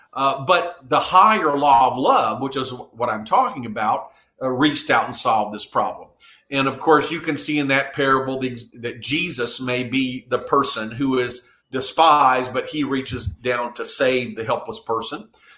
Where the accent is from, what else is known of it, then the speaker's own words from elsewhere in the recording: South Korea; moved away; I was raised in Korea. And at that time, Korea was a very poor country.